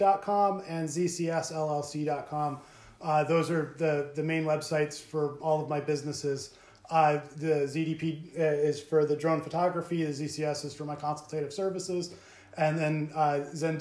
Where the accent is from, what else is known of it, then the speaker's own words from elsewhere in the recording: Cromwell, Connecticut, United States; as a child growing up in Cromwell, it always felt very much connected and communal